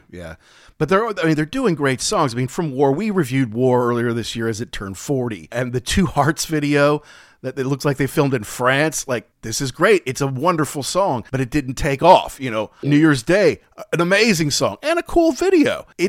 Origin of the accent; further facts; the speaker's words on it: Midwest, United States; I'm from the Midwest.